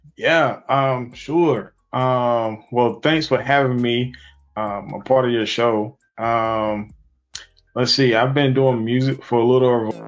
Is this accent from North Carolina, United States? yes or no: yes; Wilson, North Carolina, United States; also born or lived in Sims, North Carolina